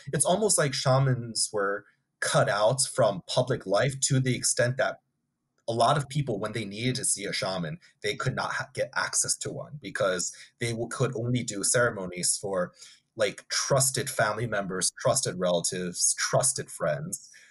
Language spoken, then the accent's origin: English; United States; the land that I was born in and grew up in is American land